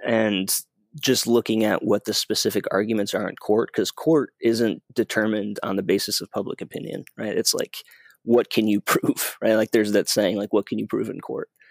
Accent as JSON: {"language": "English", "region": "Michigan", "country": "United States", "tie": "born or raised there", "said": "my home state, Michigan"}